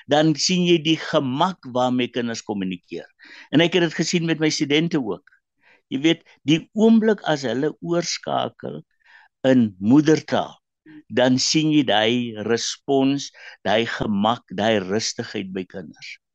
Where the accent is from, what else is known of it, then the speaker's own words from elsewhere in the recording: Karoo, South Africa; first language Afrikaans; moved away; also born or lived in Western Cape; Ek het in die Karoo groot geword, jy weet waar die enigste Engelse woord te stop by die stopstraat.